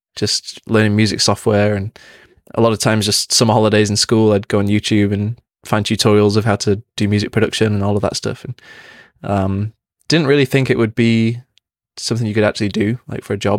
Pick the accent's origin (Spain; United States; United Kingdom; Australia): United Kingdom; Manchester, North West England; Growing up in Manchester is a big music city